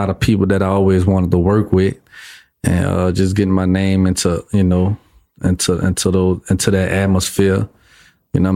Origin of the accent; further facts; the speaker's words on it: New Orleans, Louisiana, United States; I'm from New Orleans